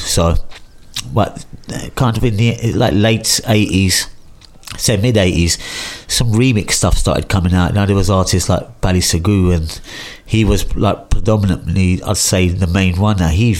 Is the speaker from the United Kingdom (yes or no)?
yes; London, United Kingdom; also born or lived in Leicester; now in Northampton, United Kingdom; I'm originally from East London. Been in Northampton for about 15 years plus ish.